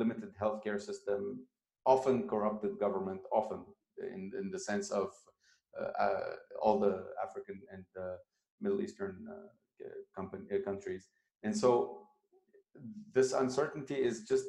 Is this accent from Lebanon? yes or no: yes; Lebanon; moved away; Lebanon, my home country